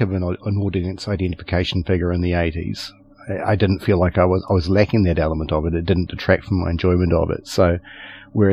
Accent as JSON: {"language": "English", "country": "New Zealand", "said": "being a New Zealander"}